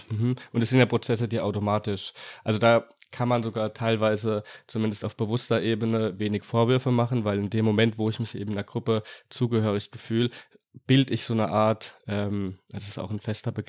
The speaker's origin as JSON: {"language": "German", "country": "Germany", "said": "bin Deutscher."}